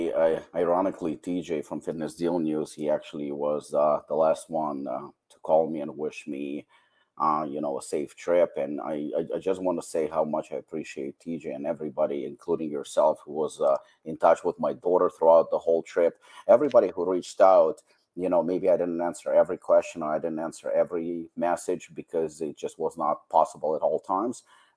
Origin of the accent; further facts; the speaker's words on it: Ukraine; this is a synagogue where I had my bar mitzvah, and this is in my hometown.